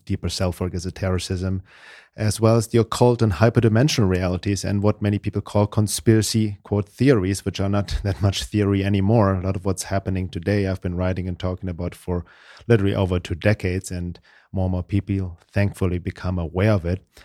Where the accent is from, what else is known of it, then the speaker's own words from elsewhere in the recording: Germany; English is a second language; moved away as an adult; now in United States; originally from Germany. I guess my accent gives it away, but I've been living in the U S for almost thirty years now.